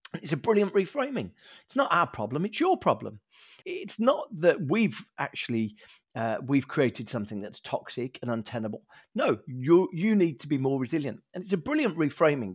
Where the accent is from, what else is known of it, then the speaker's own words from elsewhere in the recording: Birmingham, West Midlands, United Kingdom; a Brummie, grew up in the council estate in Birmingham